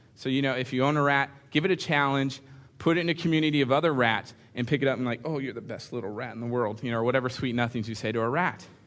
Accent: California, United States; moved away; I grew up in the same church out in California

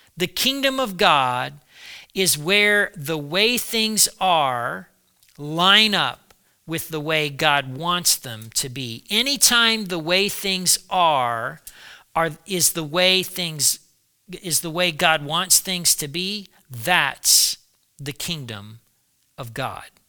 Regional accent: United States; I'm an American, I've been an American all my life.

